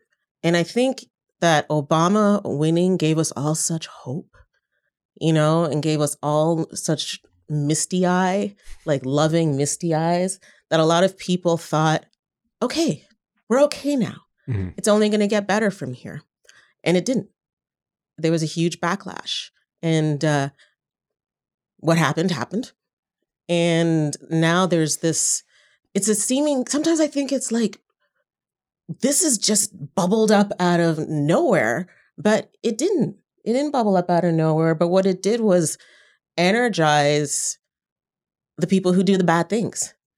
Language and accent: English; Canada; moved away as an adult; now in United States; even as a Canadian